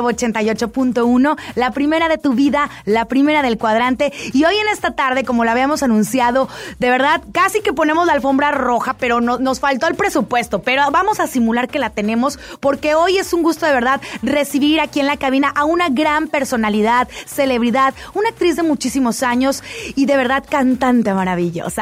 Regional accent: Monterrey, Nuevo León, Mexico; soy regia

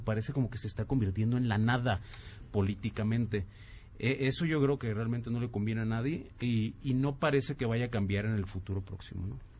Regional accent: Mexico; somos país vecino de Estados Unidos

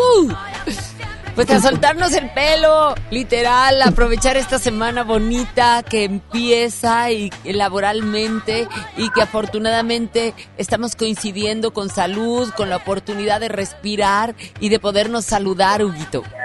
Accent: Monterrey, Nuevo León, Mexico; como regios

